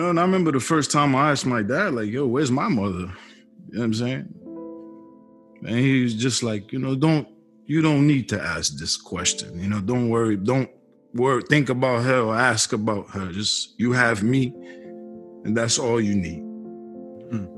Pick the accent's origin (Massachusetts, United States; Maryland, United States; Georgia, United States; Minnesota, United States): Massachusetts, United States; Boston; I was born 1980 in Boston, Mass